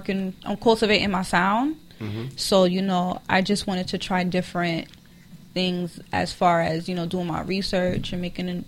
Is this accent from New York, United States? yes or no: yes; New York, United States; born or raised there; moved away